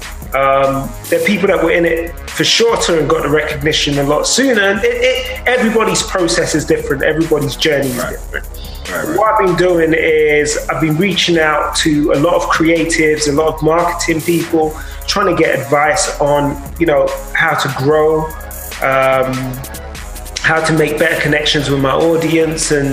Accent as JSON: {"language": "English", "country": "Nigeria", "said": "being Nigerian"}